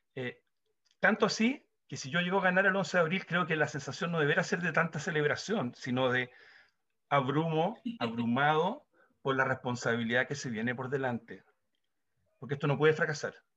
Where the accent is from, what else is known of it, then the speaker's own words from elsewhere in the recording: Chile; Nosotros como chilenos